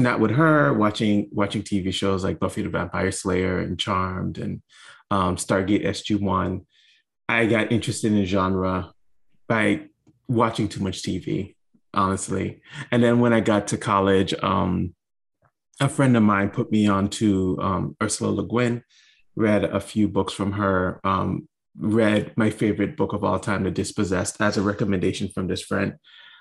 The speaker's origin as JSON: {"language": "English", "country": "U.S. Virgin Islands", "tie": "born or raised there", "said": "I grew up in the Virgin Islands, St. Thomas to be specific"}